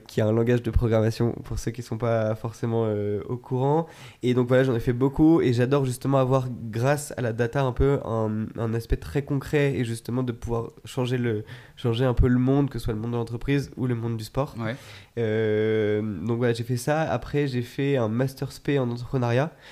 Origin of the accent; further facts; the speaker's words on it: Chamonix, Auvergne-Rhône-Alpes, France; moved away; je viens de, de Chamonix à la base